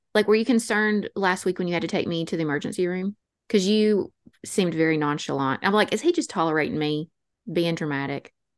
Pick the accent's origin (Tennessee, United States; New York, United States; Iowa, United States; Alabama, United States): Alabama, United States; North; accent: North Alabama Appalachian; also born or lived in Georgia; our North Alabama Appalachian accents